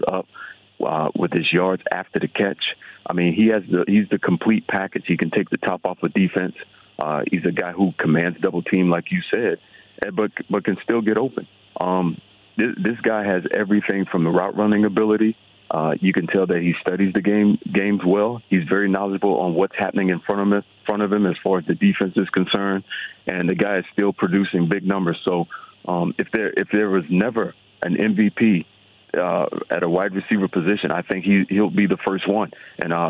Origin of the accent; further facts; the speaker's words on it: South Florida, United States; moved away as an adult; also born or lived in Los Angeles, California; I grew up in South Florida. A Florida kid, played Florida football